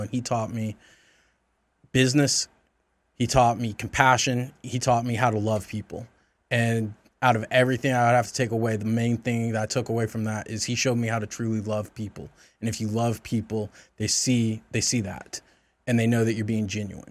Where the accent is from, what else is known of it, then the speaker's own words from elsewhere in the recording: the South, United States; I grew up in the South.